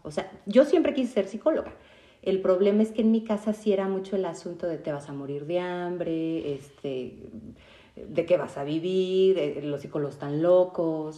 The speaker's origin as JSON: {"language": "Spanish", "region": "Mexico City", "country": "Mexico", "said": "yo también soy de Ciudad de México"}